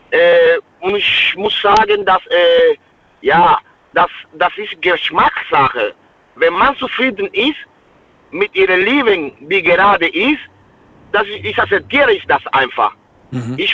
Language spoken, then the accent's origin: German; Cuba; German is a second language; Ich komme aus Kuba, aus einem armen Land.